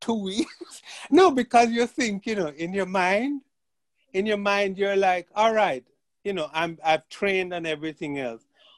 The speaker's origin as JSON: {"language": "English", "country": "Jamaica", "tie": "born or raised there", "moved": "yes", "said": "growing up in Jamaica"}